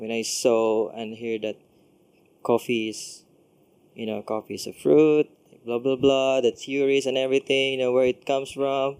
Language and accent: English; Daanbantayan, Central Visayas, Philippines; moved away as an adult; also born or lived in Cebu City / Sydney, Australia; now in Singapore; I'm from Cebu, and so I grew up in a small town in the northern province of Cebu.